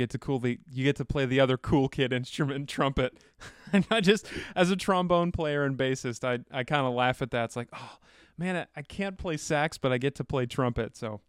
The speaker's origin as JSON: {"language": "English", "town": "Rochester", "region": "New York", "country": "United States", "tie": "born or raised there", "said": "We share a hometown, Rochester, New York."}